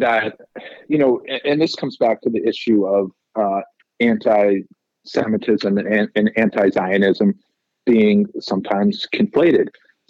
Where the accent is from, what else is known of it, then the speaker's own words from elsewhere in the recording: United States; as an American Jew who is directly affected by the policies of Israel